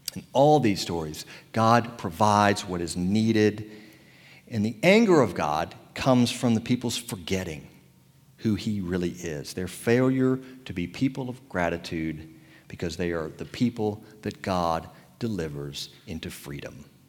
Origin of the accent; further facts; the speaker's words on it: Tappahannock, Virginia, United States; accent: Tappahannock accent; moved away; I was back in my hometown of Tappahannock, Virginia